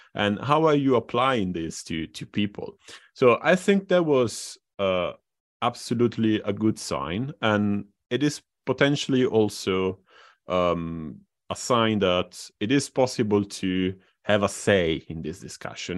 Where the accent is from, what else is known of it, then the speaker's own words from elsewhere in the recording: Italy; in Italy, my my home country.